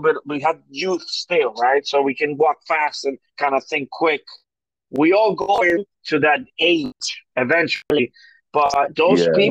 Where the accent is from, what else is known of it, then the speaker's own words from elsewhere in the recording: New York, United States; now in Florida, United States; we both have family and we come from New York